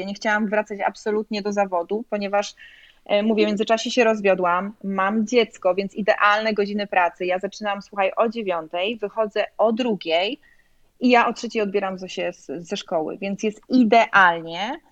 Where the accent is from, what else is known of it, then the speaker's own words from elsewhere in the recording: Poland; also born or lived in Chicago, United States; now in Sarasota, United States; jestem z Polski